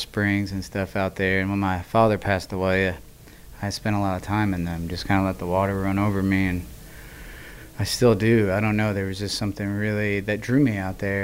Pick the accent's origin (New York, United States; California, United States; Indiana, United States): Indiana, United States; Southern; I'm from Southern Indiana. We both kind of grew up in cornfields